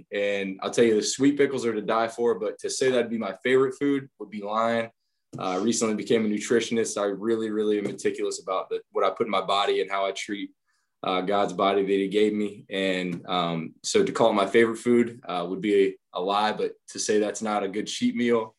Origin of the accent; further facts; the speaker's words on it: Waldo, Ohio, United States; I grew up in Waldo, Ohio